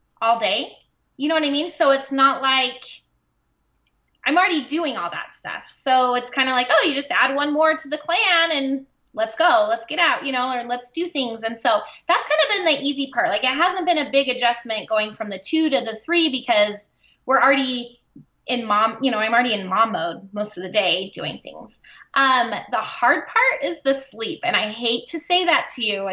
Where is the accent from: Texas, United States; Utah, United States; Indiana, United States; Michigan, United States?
Utah, United States; I am from Utah